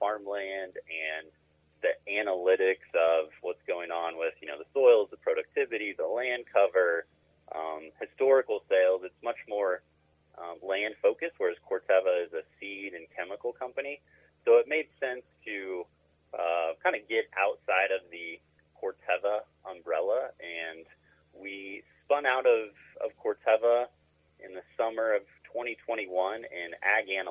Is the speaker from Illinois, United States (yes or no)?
yes; Havana, Illinois, United States; now in Chicago, United States; I'm an Illinois boy. Grew up on a farm right in the middle of the state, Havana, Illinois